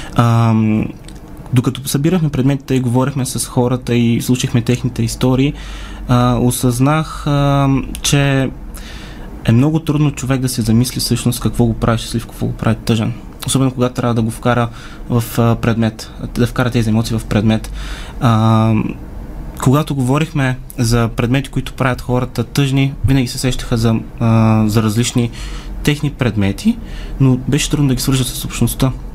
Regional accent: Sliven, Sliven Province, Bulgaria; От Надежда съм

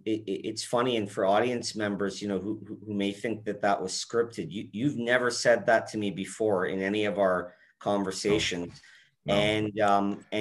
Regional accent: Edmonton, Alberta, Canada; also born or lived in Calgary; I think when I was around four, we moved to Edmonton, and that's where I ended up growing up for most of my life.

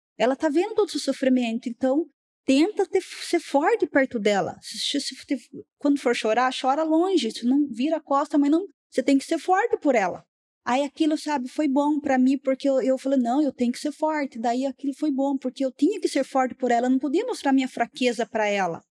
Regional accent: Pilar, Brazil; Não, não sou daqui, eu sou do interior.

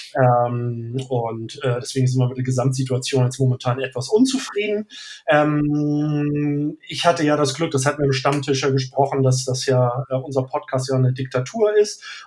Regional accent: Northern Germany, Germany; Ich bin Norddeutscher

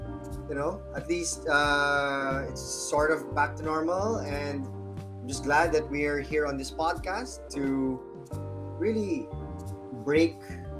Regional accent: Visayas and Mindanao, Philippines; accent: Bisaya punto; first language Cebuano; English is a second language; moved away as an adult; also born or lived in Manila; I'm from the province. I'm from the province. I'm from Visayas and Mindanao, and really, the local dialect, which is Bisaya, is our first language. It's also first and second at times, between English and Bisaya.

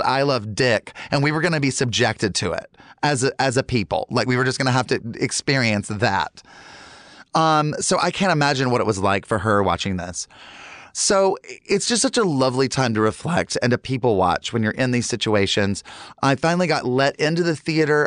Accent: Charlotte, North Carolina, United States; I grew up in Charlotte, North Carolina in the 80s

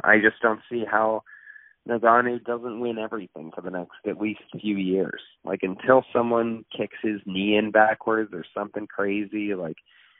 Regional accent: Ohio, United States; I'm from Ohio.

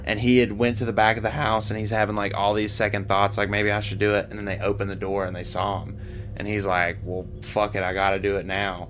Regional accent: Virginia, United States; I was from Giles. And mind you, I'm like 16.

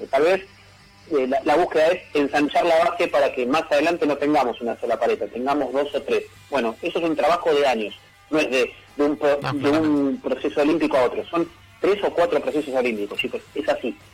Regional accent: Avellaneda, Buenos Aires Province, Argentina; now in Devoto, Argentina; yo soy de Avellaneda, pero vivo en Devoto, tengo cuatro cuadras en De Niro

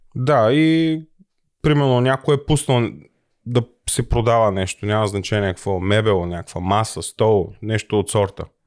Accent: Bulgaria; now in Germany

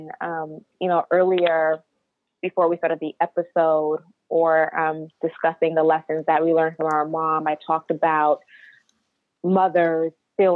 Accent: United States; as Nigerian Americans, us being first generation Americans

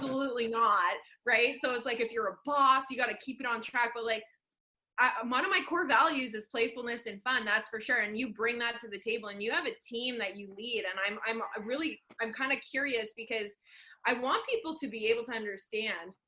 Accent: Sudbury, Ontario, Canada; now in Vancouver, Canada; we're both from Sudbury. That's my hometown where I grew up

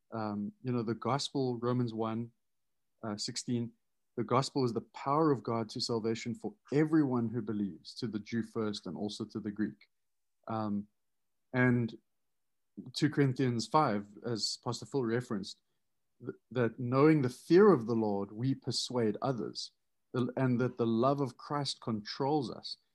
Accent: South Africa; now in United States; as a South African coming

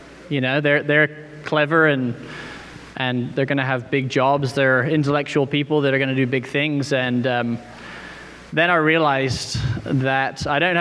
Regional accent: Camelford, South West England, United Kingdom; accent: British; also born or lived in Northern Ireland / Texas; So born there, lived there until I was 8, and then I moved to England with my family to Cornwall, southwest England.

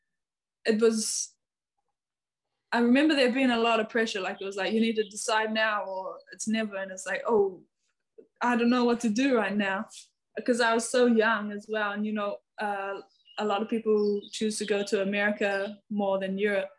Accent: New Zealand; moved away as an adult; now in Hungary; as a Kiwi we are so proud because we're so little and far away

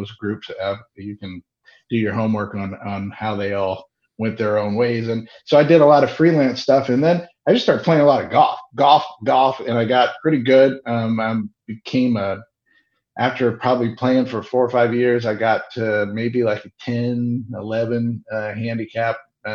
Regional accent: Indiana, United States; moved away as an adult; now in Los Angeles, United States; I'm from Indiana originally

